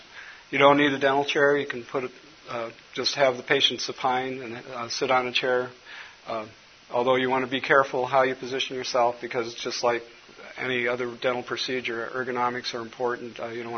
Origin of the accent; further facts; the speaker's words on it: Minnesota, United States; I'm from Minnesota, and I just got over a cold, so if my voice gets a little cloudy, Les will agree with me.